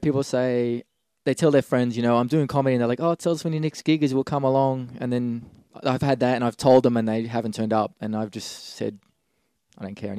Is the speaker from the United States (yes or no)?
no; Gold Coast, Queensland, Australia; now in Sydney, Australia; I grew up on the Gold Coast in Queensland.